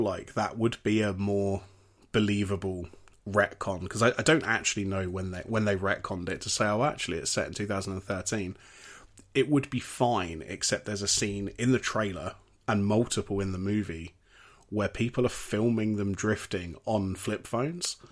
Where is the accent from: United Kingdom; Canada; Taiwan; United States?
United Kingdom; as British people